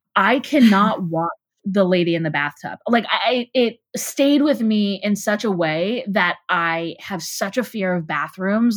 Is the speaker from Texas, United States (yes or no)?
yes; Houston, Texas, United States; moved away; also born or lived in Chicago; I'm Jewish and I grew up in Texas